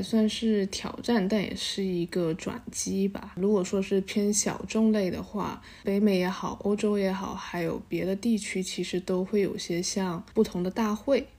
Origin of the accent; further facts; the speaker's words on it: Guangdong, China; moved away as an adult; also born or lived in United States; 我是潮汕人，然后本身潮汕有很比较浓厚的宗族文化